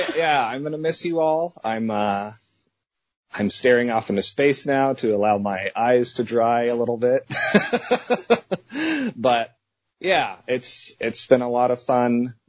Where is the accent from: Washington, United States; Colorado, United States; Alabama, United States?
Colorado, United States; moved away as an adult; now in Longview, United States; I'm born and raised in Colorado.